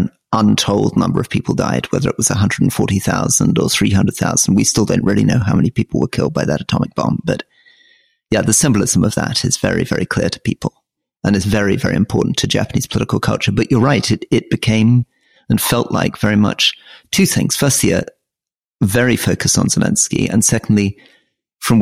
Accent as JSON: {"language": "English", "town": "Crieff", "region": "Scotland", "country": "United Kingdom", "said": "I come from Crieff in Scotland"}